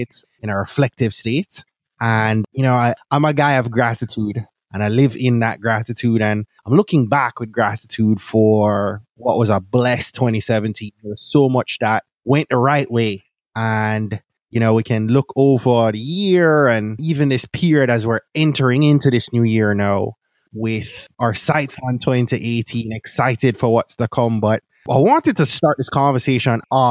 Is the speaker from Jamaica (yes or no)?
yes; Jamaica; moved away; A Jamaican boy